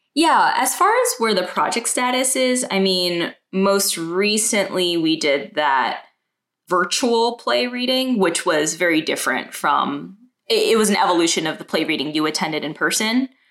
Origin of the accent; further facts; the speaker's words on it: New York City, New York, United States; also born or lived in Manhattan; I was born and raised in Brooklyn, and my parents moved to America in the 70s.